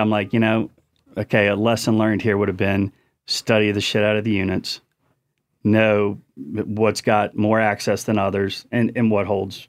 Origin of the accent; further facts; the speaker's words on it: Chesapeake Bay, United States; So I grew up on the Chesapeake Bay, and so saltwater fishing, Chesapeake Bay, Outer Banks, hunting in Virginia, North Carolina, and Tennessee.